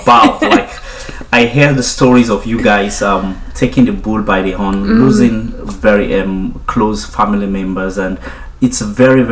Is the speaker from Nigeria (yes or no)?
yes; Nigeria; moved away as an adult; now in United Kingdom; I'm a Nigerian. I came into the UK about 5 years ago